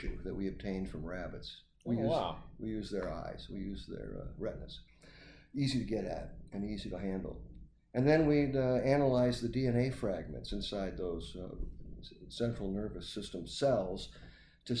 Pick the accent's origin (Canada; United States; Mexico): United States; near Batavia, Illinois; also born or lived in Fort Collins, Colorado; at Batavia, Illinois, right outside my hometown